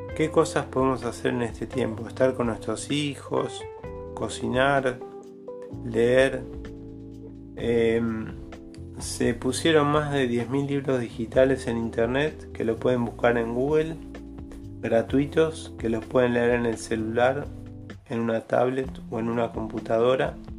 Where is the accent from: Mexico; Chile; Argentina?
Argentina; Yo soy de Argentina